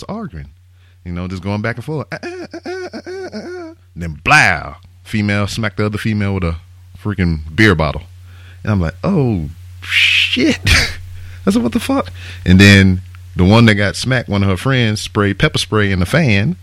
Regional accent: Lake Charles, Louisiana, United States; I'm from Lake Charles

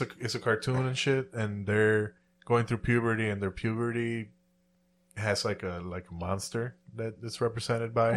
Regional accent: Puerto Rico; moved away; I grew up in Puerto Rico

